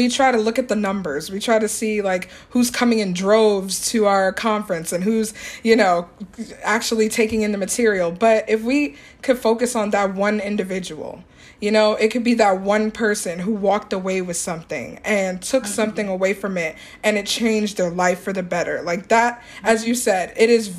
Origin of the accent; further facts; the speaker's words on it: New York, United States; I'm from New York